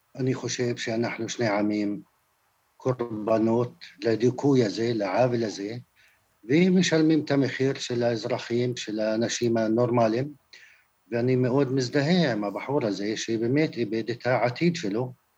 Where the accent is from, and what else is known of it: Palestine